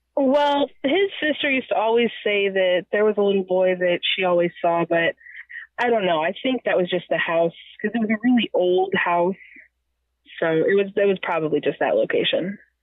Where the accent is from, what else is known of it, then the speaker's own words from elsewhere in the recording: Missouri, United States; born and raised in Missouri